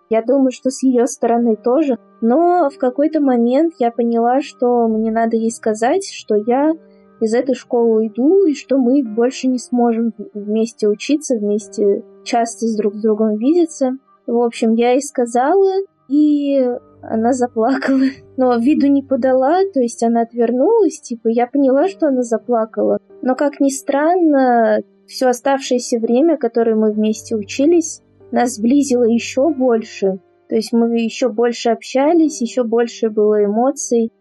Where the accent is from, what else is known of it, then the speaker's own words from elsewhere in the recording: Moscow, Russia; я из Москвы